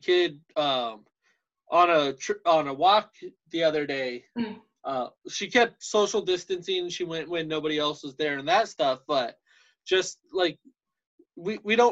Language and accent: English; United States; I am American, very proud to be